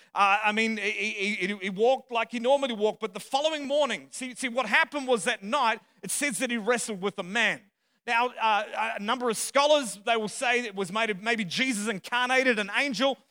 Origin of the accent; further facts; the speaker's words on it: Australia; moved away as an adult; also born or lived in Dallas; I'm not from around here, my accent, I'm a true southerner, right? from the other side of the planet, the southern hemisphere